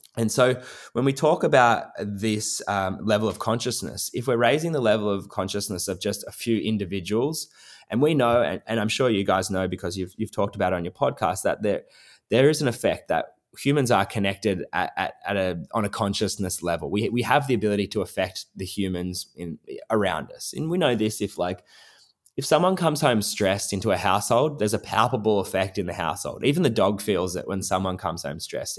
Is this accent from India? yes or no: no; Nowra, New South Wales, Australia; moved away as an adult; also born or lived in New York City, United States; my hometown and do it in my town of Nowra